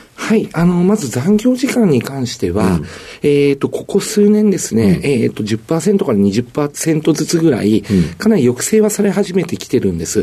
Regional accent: Tokyo, Japan; 東京台東区の蔵前になります

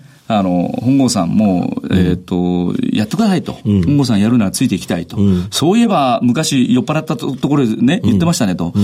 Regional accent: Nagasu, Kumamoto, Japan; 熊本県の長洲町という田舎町です

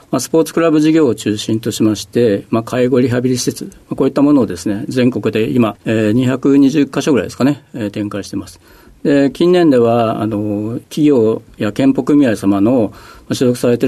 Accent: Fukuoka, Japan; 福岡県の福岡市になりますね

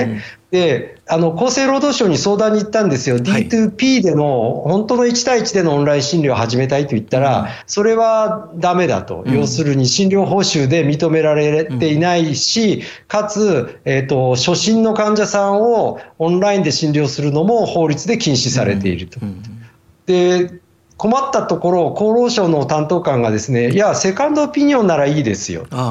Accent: Rikuzentakata, Iwate, Japan; 私のふるさとがその隣の陸前高田市だった

